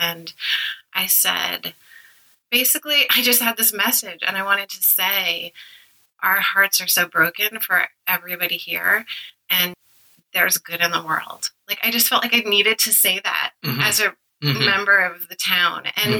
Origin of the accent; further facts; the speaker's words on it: Westchester, New York, United States; now in New England, United States; I grew up in Westchester